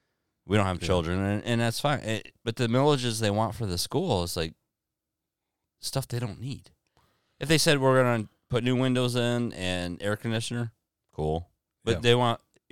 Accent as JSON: {"language": "English", "town": "Deerfield", "region": "Michigan", "country": "United States", "moved": "as an adult", "lives_now": "Blissfield, United States", "said": "we come from poorer areas. I come from Deerfield."}